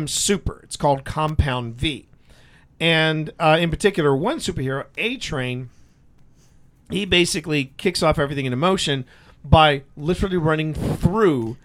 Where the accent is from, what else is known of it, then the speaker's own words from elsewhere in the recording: Richmond, Virginia, United States; my hometown of Richmond, Virginia.